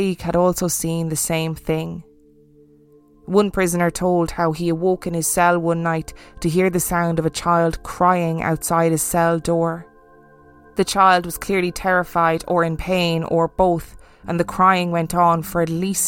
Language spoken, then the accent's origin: English; Ireland; I grew up in Ireland